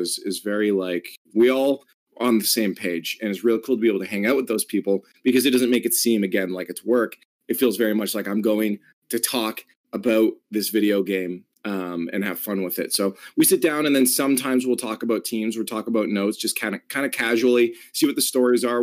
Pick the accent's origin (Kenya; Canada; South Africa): Canada; As a Canadian